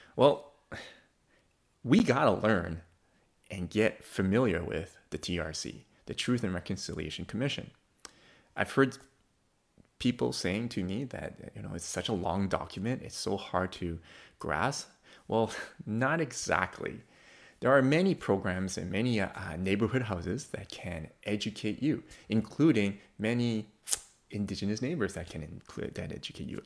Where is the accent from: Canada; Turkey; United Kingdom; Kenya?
Canada; as a Canadian Christian